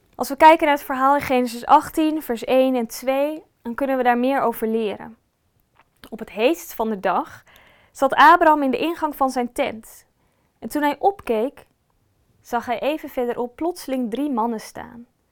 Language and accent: Dutch; Netherlands; wij als Nederlanders